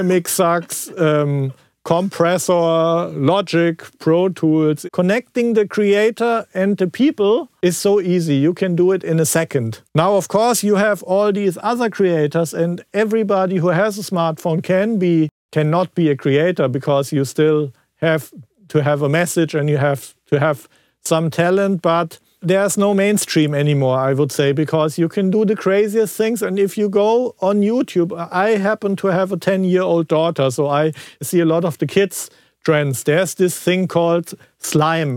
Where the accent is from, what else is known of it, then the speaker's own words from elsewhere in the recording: Frankfurt, Hesse, Germany; I was from Frankfurt area